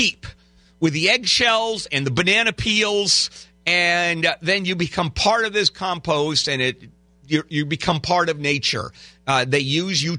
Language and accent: English; Los Angeles, California, United States; Southern California, Los Angeles